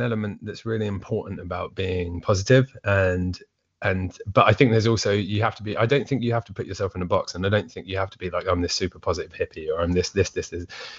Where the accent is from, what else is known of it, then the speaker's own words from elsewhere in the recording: Essex, East of England, United Kingdom; moved away; also born or lived in Suffolk; I'm from Essex originally.